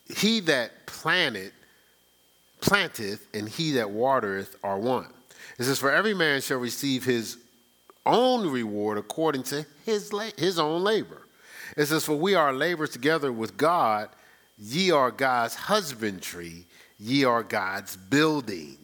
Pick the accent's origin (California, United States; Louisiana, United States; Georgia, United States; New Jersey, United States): New Jersey, United States; Newark; I'm from Newark